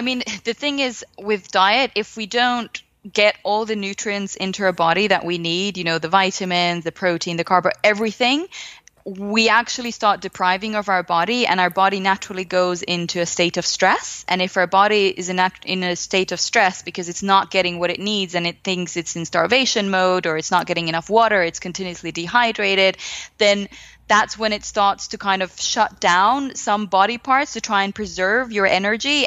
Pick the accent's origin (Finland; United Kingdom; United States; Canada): Finland; I come from Finland